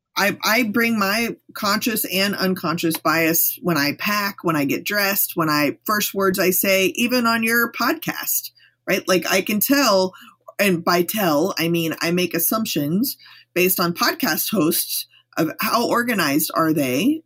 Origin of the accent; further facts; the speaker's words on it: Texas, United States; I'm from Texas.